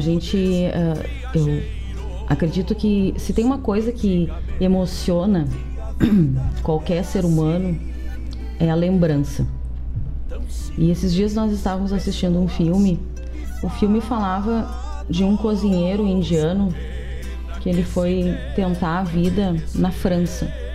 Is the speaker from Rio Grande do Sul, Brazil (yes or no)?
yes; Gaúcho, Rio Grande do Sul, Brazil; a gente é gaúcho